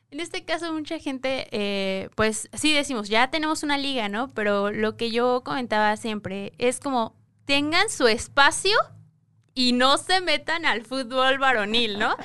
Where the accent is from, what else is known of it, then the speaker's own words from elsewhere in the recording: State of Mexico, Mexico; venimos de el Estado de México